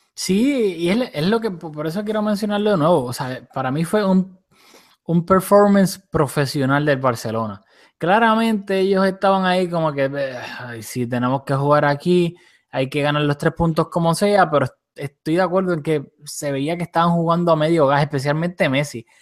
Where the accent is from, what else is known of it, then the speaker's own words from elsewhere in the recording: Puerto Rico; moved away; Julio y yo somos de Puerto Rico, aunque pues no estamos viviendo ahí ahora